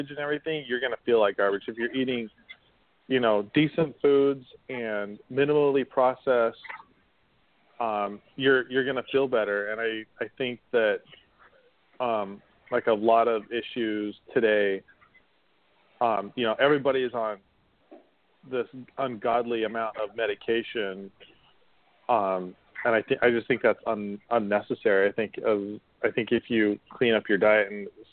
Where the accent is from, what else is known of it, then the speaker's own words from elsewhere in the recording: Utah, United States; also born or lived in Las Vegas, Nevada / Portsmouth, Virginia / Washington, D.C.; now in Jacksonville, United States; I used to have hay fever really bad when growing up in Utah